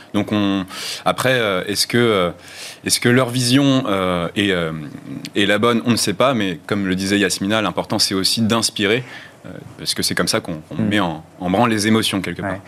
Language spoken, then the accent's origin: French; France; notre, ADN culturel en tant que Français